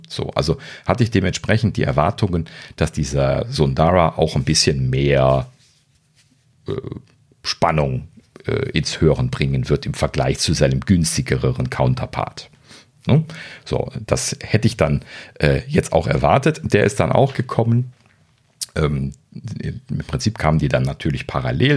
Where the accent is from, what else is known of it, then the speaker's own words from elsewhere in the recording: Germany; Ich als Deutscher